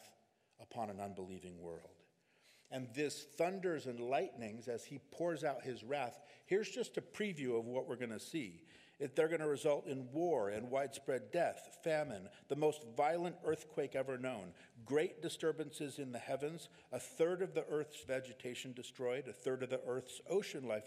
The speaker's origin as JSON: {"language": "English", "region": "California", "country": "United States", "said": "we're from California"}